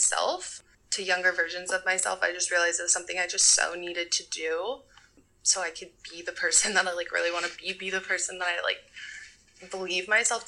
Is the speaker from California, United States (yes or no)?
yes; Southern California, United States; moved away as an adult; now in Oakland, United States; I'm from Southern California, but I've been living in the Bay Area for about 10 years now.